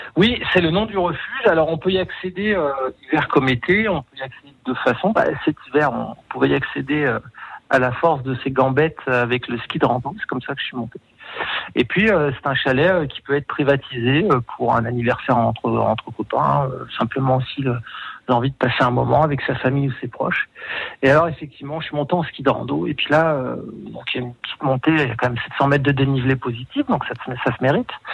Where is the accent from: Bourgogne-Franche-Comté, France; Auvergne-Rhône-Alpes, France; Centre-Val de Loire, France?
Auvergne-Rhône-Alpes, France; Aix-les-Bains; also born or lived in Chambéry; je suis savoyard d'origine. J'ai toujours travaillé en montagne. Je suis né à les bains